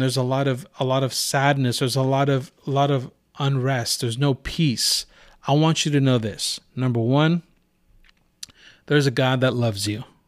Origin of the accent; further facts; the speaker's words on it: Santa Rosa, California, United States; also born or lived in Rohnert Park; I was born and raised in Santa Rosa.